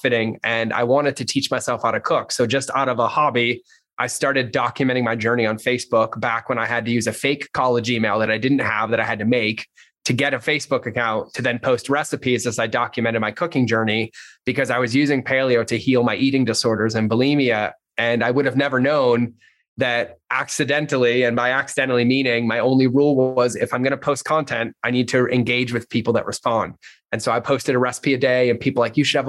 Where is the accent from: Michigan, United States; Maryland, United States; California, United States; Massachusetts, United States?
Massachusetts, United States; I grew up in Massachusetts, pretty shitty childhood